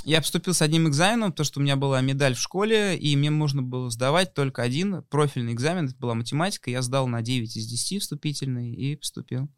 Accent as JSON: {"language": "Russian", "region": "Moscow", "country": "Russia", "said": "мы, молодые ребята из Москвы"}